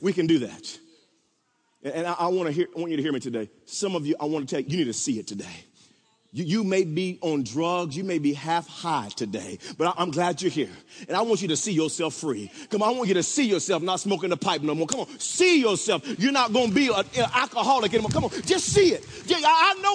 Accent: Wewoka, Oklahoma, United States; when I was growing up in Wewoka, Oklahoma

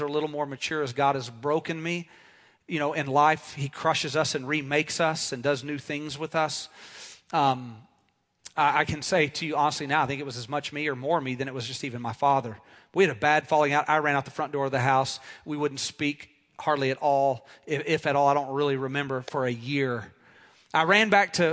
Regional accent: Dallas, Texas, United States; also born or lived in Scottsdale, Arizona; right around my second birthday, I moved from Scottsdale to Dallas, Texas

